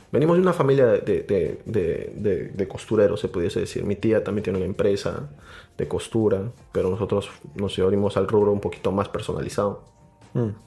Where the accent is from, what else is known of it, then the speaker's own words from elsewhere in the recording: Arequipa, Peru; Yo soy de Arequipa.